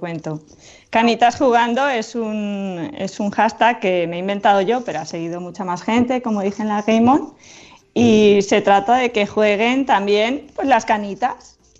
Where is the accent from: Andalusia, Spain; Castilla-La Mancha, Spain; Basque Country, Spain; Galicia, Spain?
Castilla-La Mancha, Spain; Moratilla de los Meleros; estaba en mi pueblo